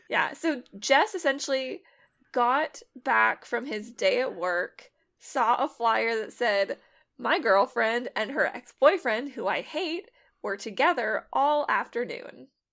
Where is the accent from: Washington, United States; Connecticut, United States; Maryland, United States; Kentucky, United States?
Washington, United States; a suburb of Seattle; I'm from a suburb of Seattle